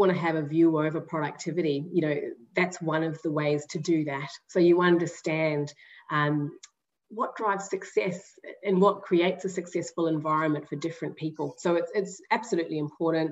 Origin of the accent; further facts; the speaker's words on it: New Zealand; I'm a Kiwi. I don't know if you've picked up the accent already